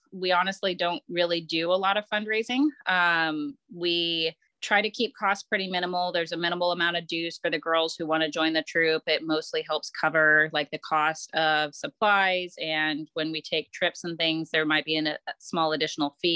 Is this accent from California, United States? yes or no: yes; Santa Clara County, California, United States; now in Raleigh-Durham, United States; I started Girl Scouts in Santa Clara County Council, which I believe now is Girl Scouts of Northern California